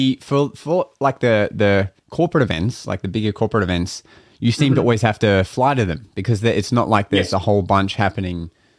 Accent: Australia; I ran my advertising Australia-wide, like my, you know, my Google ads, and I just presented myself as like an Australian magician that could be booked

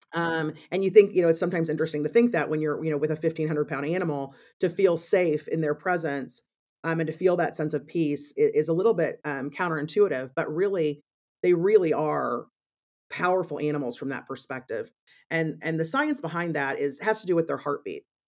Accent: Missouri, United States; moved away as an adult; now in Chicago, United States; I grew up in Missouri and came to Chicago when I, um, decided to study at Northwestern University

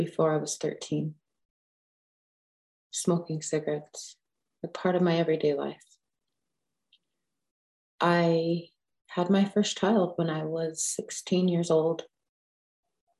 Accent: Pine Ridge, South Dakota, United States; I was born and raised in Pine Ridge.

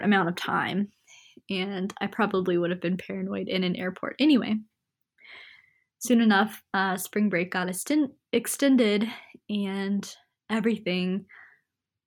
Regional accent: Salisbury, North Carolina, United States; moved away as an adult; now in Boone, United States; I'm originally from Salisbury, North Carolina, about 2 hours away

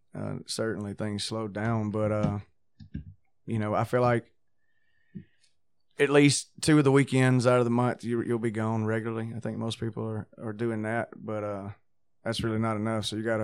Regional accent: Lower Alabama, United States; I'm a songwriter from... LA. Yeah. I told you that before. It's Lower Alabama.

